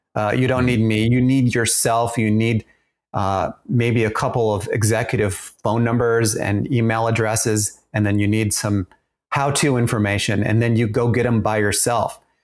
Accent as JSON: {"language": "English", "country": "Austria", "tie": "born or raised there", "moved": "yes", "said": "I grew up in Austria"}